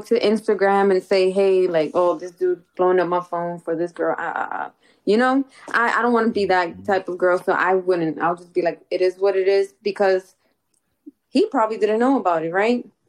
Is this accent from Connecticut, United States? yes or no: no; New York City, New York, United States; I'm from Castle Hill.